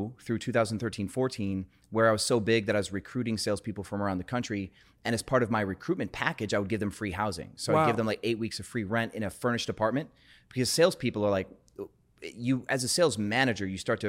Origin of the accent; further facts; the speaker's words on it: Wisconsin, United States; So I grew up in Wisconsin, but got into sales in Wisconsin, dropped out of music school for a sales job.